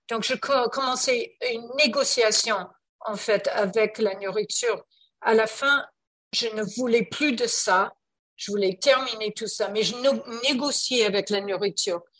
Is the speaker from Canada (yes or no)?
yes; Canada; Oui, je parle français en fait, mais je suis canadienne et on parle euh, très vite